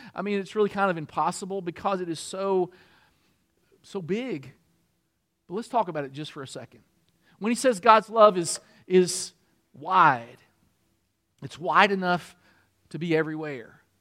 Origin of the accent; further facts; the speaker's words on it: Kentucky, United States; moved away as an adult; also born or lived in Michigan; I'm from Kentucky